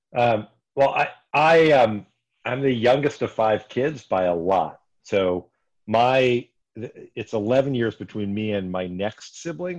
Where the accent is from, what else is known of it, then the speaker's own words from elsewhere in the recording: Bethlehem, Pennsylvania, United States; I grew up in Northeast Pennsylvania, Bethlehem.